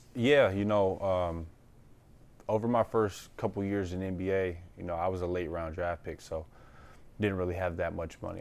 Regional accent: Detroit, Michigan, United States; moved away; going home to Detroit

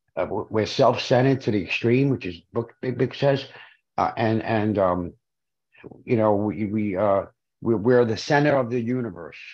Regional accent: New York City, New York, United States; I'm from Brooklyn

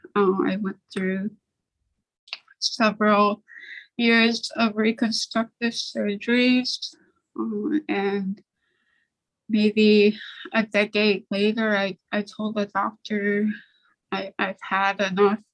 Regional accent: Nome, Alaska, United States; also born or lived in St. Lawrence Island, Alaska; I grew up on St. Lawrence Island and we moved to Nome when I was eight

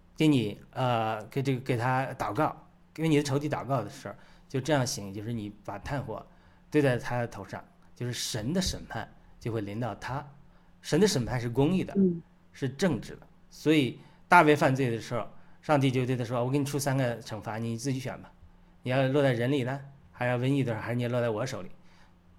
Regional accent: China; 我们中国人

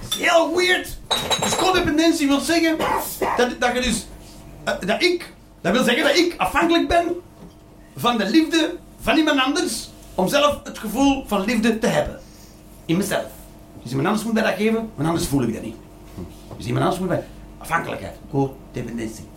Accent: Belgium; ik ben Belg

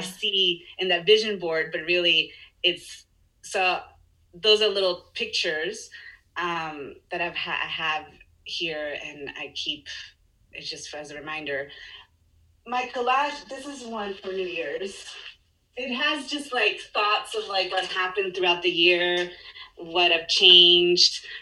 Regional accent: Chile; English is a second language; moved away; I grew up in Chile, yeah. so I speak Spanish and English.

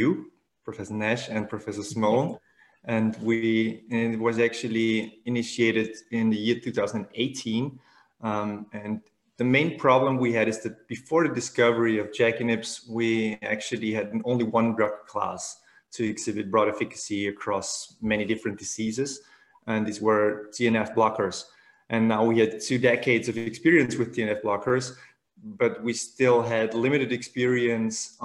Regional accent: Vienna, Austria; I am from Vienna and we're working at the Medical University of Vienna

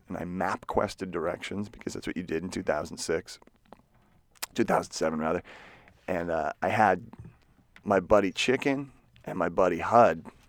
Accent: Marshfield, Massachusetts, United States; moved away; The O two oh five oh, specifically the O two oh four one Green Harbor, where I grew up

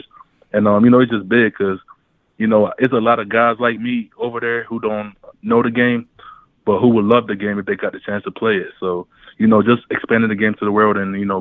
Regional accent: Baltimore, Maryland, United States; also born or lived in Nigeria / North Carolina; I was born in Nigeria. My parents wanted a visa to come to America. So I moved to North Carolina when I was around 3, went back to Nigeria at the age of 5, and then I moved back to Baltimore for good when I was 8

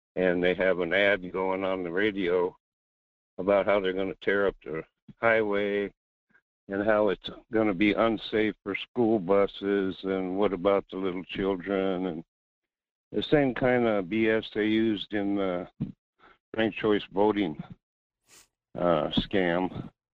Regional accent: North Pole, Alaska, United States; a fourth generation Alaskan gold miner

